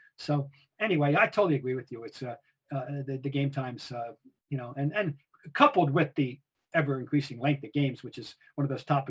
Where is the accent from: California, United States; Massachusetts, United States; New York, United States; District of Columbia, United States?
Massachusetts, United States; Boston; the thing I grew up in Boston on, and starting in 1964 when I arrived here, was the Great Voice of Sports on WHDH.